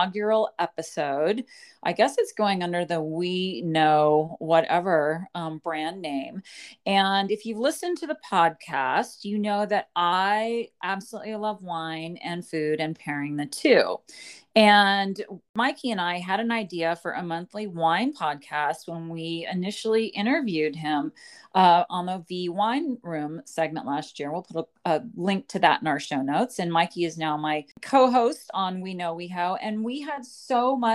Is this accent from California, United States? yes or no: yes; San Francisco Bay Area, California, United States; I was born in the San Francisco Bay Area